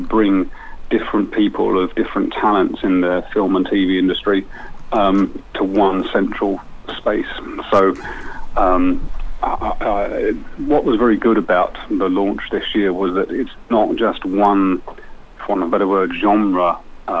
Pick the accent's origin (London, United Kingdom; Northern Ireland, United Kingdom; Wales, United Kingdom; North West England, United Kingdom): London, United Kingdom; moved away; I'm originally from East London